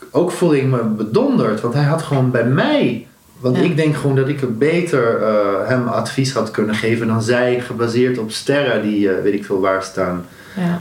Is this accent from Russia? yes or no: no; Netherlands; ik een Nederlander was